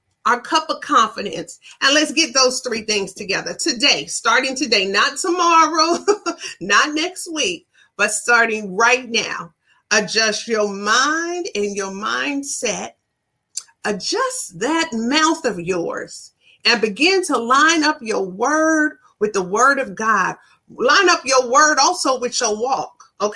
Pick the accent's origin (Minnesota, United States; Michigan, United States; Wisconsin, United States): Michigan, United States; Ann Arbor; moved away; all the way back from Ann Arbor, my hometown